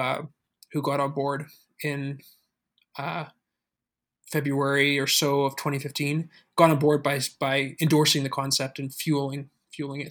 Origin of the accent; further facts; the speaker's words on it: Calgary, Alberta, Canada; moved away as an adult; also born or lived in Waterloo, Ontario; I come from Calgary, Alberta